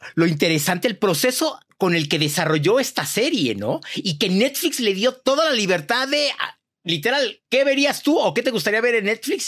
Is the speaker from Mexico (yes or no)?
yes; Mexico; como buen mexicano